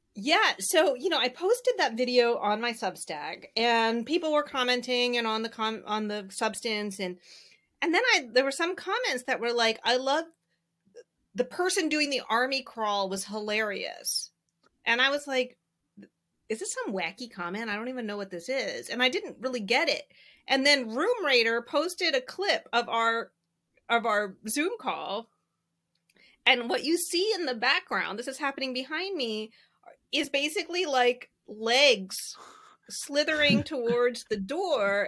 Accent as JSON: {"language": "English", "region": "Southeastern Virginia", "country": "United States", "tie": "born or raised there", "said": "I grew up in Southeastern Virginia"}